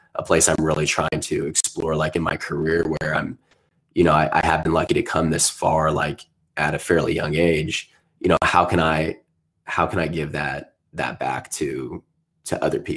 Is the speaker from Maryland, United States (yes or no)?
no; Southern Indiana, United States; I was growing up in Southern Indiana